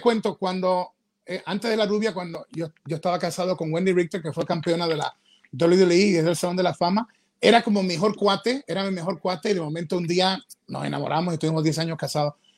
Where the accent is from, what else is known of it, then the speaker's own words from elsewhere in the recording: Ecuador; yo soy ecuatoriano